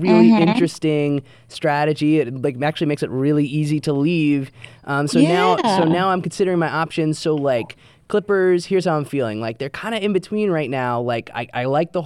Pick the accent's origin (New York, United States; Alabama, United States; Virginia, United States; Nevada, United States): New York, United States; born or raised there